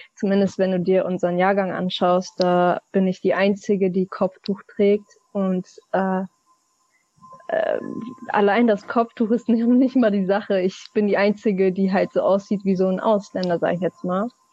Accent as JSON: {"language": "German", "region": "Hamburg", "country": "Germany", "tie": "born or raised there", "said": "meine Heimat ist Hamburg, meine Eltern kommen aus der Türkei"}